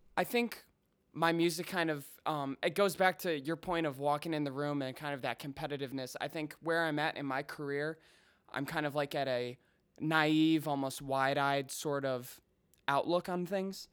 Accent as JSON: {"language": "English", "town": "Chicago", "region": "Illinois", "country": "United States", "tie": "born or raised there", "also_born_or_lived": "Colorado", "said": "I grew up in the suburbs, um, about twenty miles straight west"}